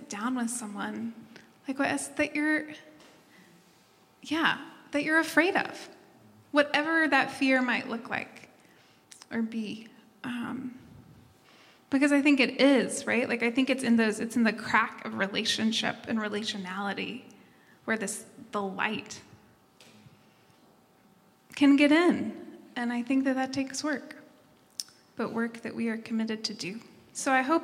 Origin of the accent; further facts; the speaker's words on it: Tennessee, United States; moved away; I'm headed to Tennessee, my hometown